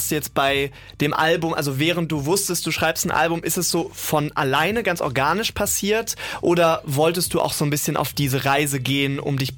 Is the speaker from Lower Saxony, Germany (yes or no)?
no; Bonn, North Rhine-Westphalia, Germany; now in Cologne, Germany; Das sage ich jetzt auch nicht nur als Bonner, sondern ich bin tatsächlich auch äh, letztes Jahr